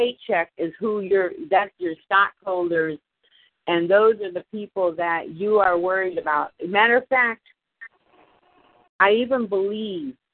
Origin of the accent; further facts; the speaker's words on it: Homestead, Florida, United States; I come from Homestead where all the farmers come